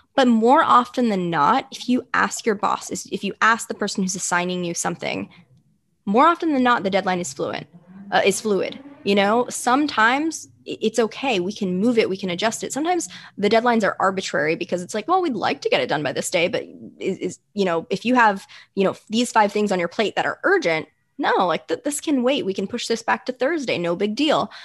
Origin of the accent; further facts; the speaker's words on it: United States; as an American society and a culture